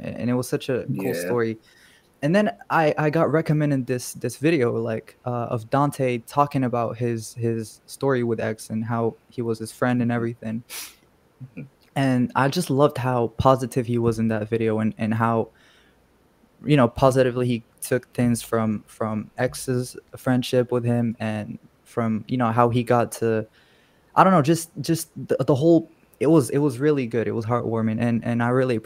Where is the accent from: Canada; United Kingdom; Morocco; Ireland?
Morocco; I'm from a country called Morocco, and that's in North Africa